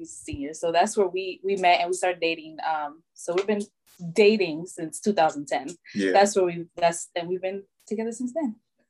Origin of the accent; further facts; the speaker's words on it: Maryland, United States; moved away as an adult; now in Fort Hood, United States; I was born and raised here in Maryland. My parents are originally from El Salvador.